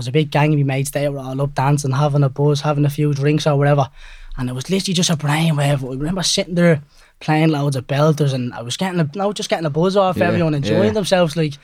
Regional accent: Dublin, Leinster, Ireland; I'm 19 years of age from Cabra West in Dublin

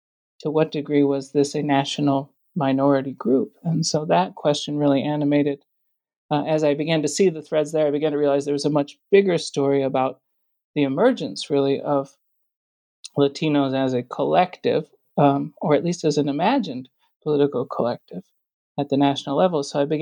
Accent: New York, United States; now in North Carolina, United States; So I grew up in New York State and now live in the mountains of North Carolina.

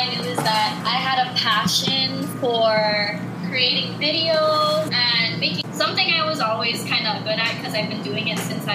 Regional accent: Kauai, Hawaii, United States; moved away as an adult; now in Honolulu, United States; I was born on Kauai, but my mom and dad both came from the Philippines.

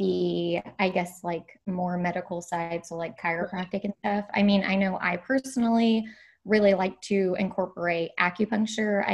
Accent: Kentucky, United States; moved away as an adult; also born or lived in San Diego; I grew up in Kentucky, and then I moved to San Diego right after college for my dietetic internship

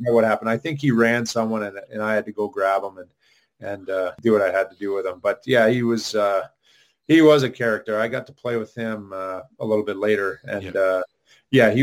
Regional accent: Ottawa, Ontario, Canada; growing up in Ottawa

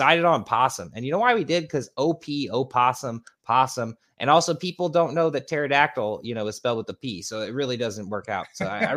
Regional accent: St. Louis, Missouri, United States; We're from St. Louis

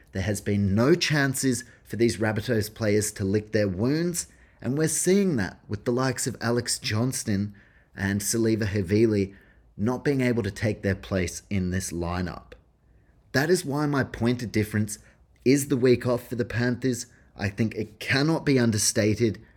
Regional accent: New Zealand; As a Kiwi

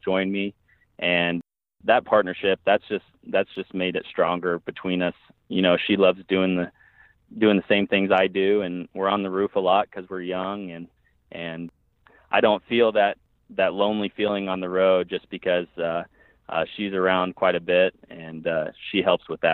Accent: Emporia, Kansas, United States; moved away as an adult; I was born in Kansas. I lived there 25 years

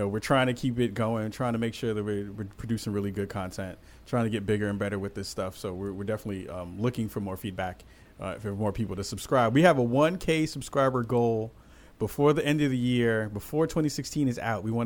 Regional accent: East Coast, United States; moved away as an adult; now in Oregon, United States; we all know where we're from. We're all from the East Coast.

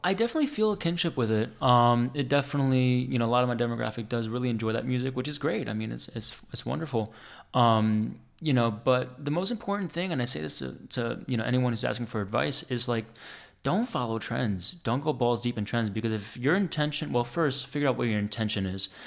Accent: New Jersey, United States; I grew up on dance music, man. I'm from Jersey

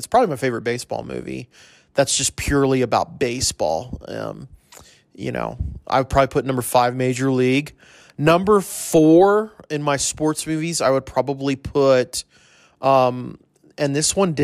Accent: El Paso, Texas, United States; I'm from El Paso

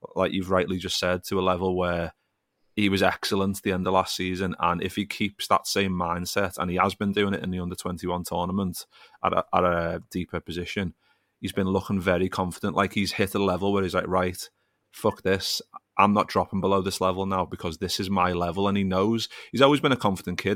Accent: Liverpool, North West England, United Kingdom; growing up in Liverpool

